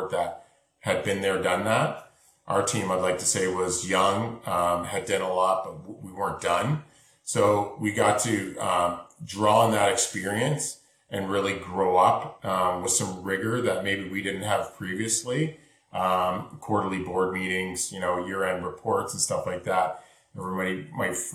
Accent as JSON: {"language": "English", "country": "Canada", "said": "Being Canadian"}